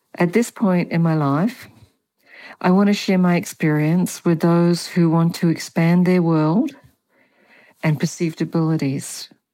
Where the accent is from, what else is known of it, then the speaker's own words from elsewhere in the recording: Australia; also born or lived in Germany; now in Chile; I have an accent. I was born in Australia and apparently I have never lost my accent